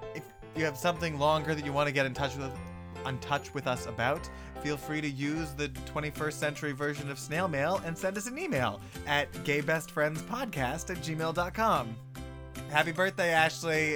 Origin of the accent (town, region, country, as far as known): Kelowna, British Columbia, Canada